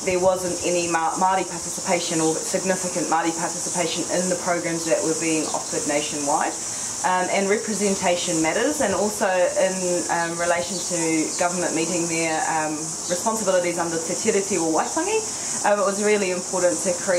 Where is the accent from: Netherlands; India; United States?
Netherlands; now in New Zealand; I'm originally from Holland.